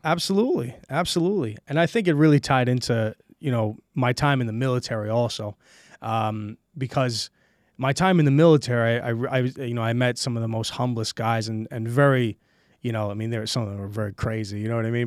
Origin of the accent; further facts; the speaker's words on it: New York City, New York, United States; moved away as an adult; also born or lived in Brooklyn, New York / Queens, New York; now in Estonia; I was born and raised in Brooklyn, New York, and, uh, I moved to Queens when I was about, I think I was, like, what, six years old.